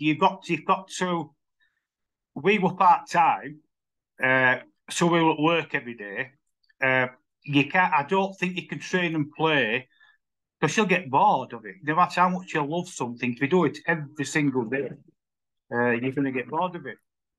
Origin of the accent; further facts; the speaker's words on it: Wakefield, Yorkshire and the Humber, United Kingdom; No, I wasn't. From Peacock.